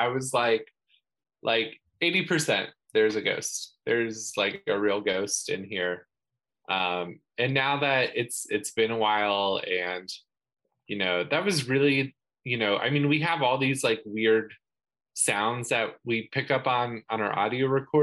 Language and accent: English; Kansas, United States; moved away; I grew up in Kansas